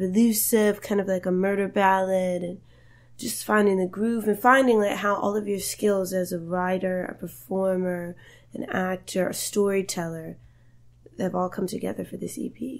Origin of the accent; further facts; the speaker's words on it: Roanoke, Virginia, United States; I'm from Roanoke, Virginia.